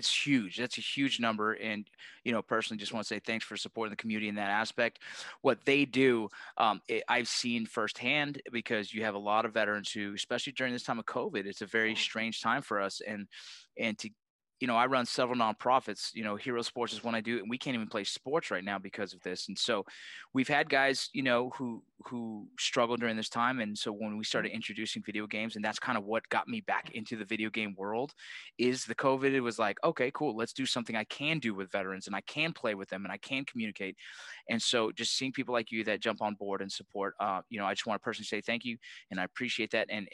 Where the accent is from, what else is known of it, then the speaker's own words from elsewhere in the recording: Los Angeles, California, United States; I grew up in the San Fernando Valley